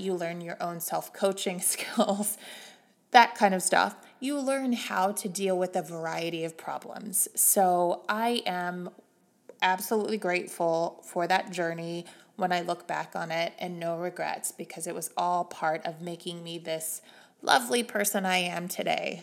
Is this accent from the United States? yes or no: yes; Missouri, United States; moved away; growing up in the Bible Belt in Missouri